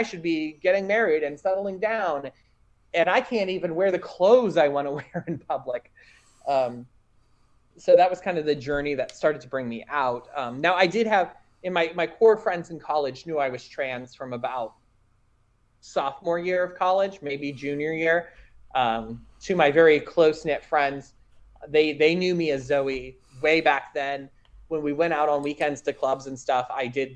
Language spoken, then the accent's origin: English; rural Indiana, United States; just being visibly queer in any way was not a safe thing in my hometown. I mean, we're talking, again, rural, conservative Indiana in the early 90s